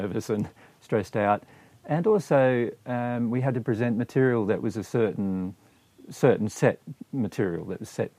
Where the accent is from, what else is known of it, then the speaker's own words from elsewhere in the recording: Riverland, South Australia, Australia; in the Riverland town in which we were growing up in South Australia